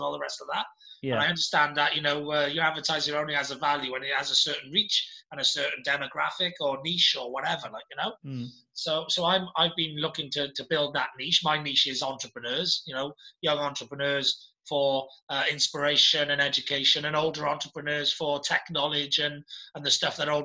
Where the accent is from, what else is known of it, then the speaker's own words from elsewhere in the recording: United Kingdom; as a British person and as an entrepreneur in Britain and as a flag bearer for Wales and the UK. I'm very British